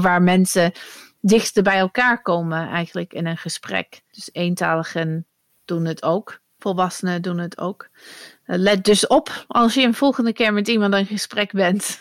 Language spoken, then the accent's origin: Dutch; near Manchester, North West England, United Kingdom; first language English; Dutch is a second language; moved away as an adult; now in Netherlands; ik ben opgegroeid in Engeland. Dus ik spreek mhm. Engels. Ik kom uit het noorden van Engeland. dus in de buurt van Manchester. Maar ik woon 20 jaar in Nederland